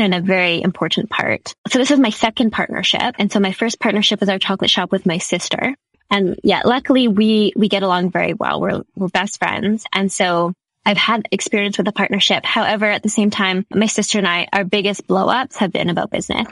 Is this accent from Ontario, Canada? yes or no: no; Saskatchewan, Canada; also born or lived in Halifax, Nova Scotia; I'm from Saskatchewan and I flew all the way out east and I attended University in Halifax